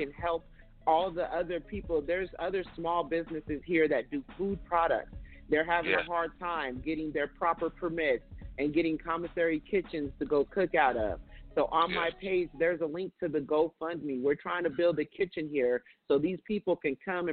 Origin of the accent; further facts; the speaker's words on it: California, United States; now in Las Vegas, United States; I'm from California. In California, we have drive-thru dairies